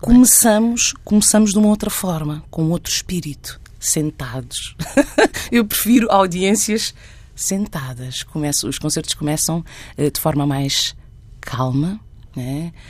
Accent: Santiago, Cape Verde; also born or lived in Guinea-Bissau / Boa Vista, Cape Verde; now in Barreiro, Portugal; sinto-me em casa em Santiago, onde cresci

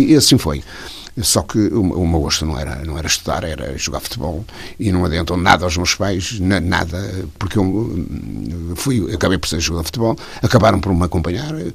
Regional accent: Amarante, North, Portugal; Na minha terra. A minha mulher de lá e eu de lá e tal.

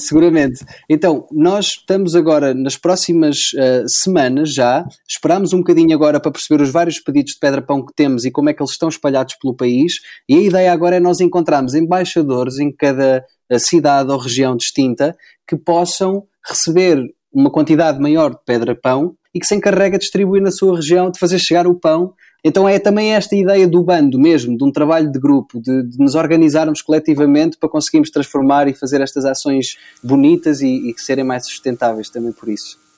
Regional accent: Covilhã, Centro, Portugal; Eu, eu sou daqui da Covilhã eh, e uh, eu tenho aqui uma casa onde estou neste momento, onde cresci

